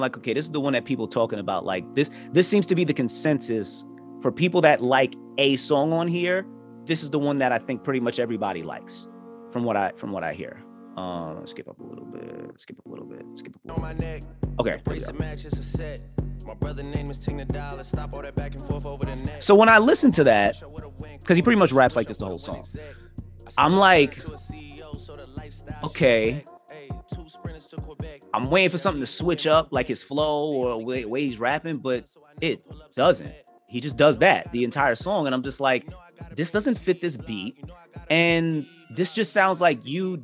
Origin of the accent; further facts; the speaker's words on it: Jamaica; I'm Jamaican